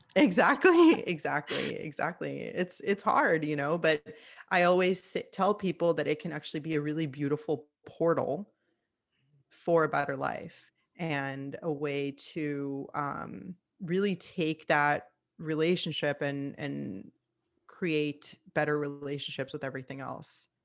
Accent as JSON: {"language": "English", "town": "Miami", "region": "Florida", "country": "United States", "tie": "born or raised there", "said": "I moved back home to Miami. I'm from Miami, Florida"}